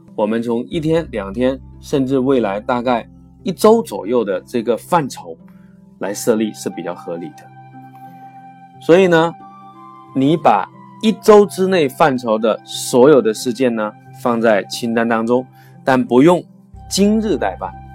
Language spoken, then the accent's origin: Chinese; China; 我们每个月呢，在中国都会开五期左右的时间管理的课程